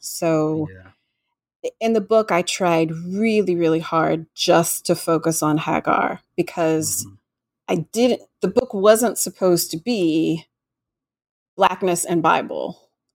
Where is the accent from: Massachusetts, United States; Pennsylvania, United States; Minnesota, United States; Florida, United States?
Florida, United States; Florida Gulf Coast, United States; I grew up in Florida on the Gulf Coast